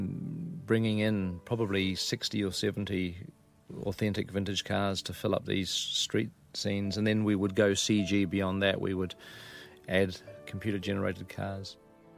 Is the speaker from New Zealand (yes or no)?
yes; New Zealand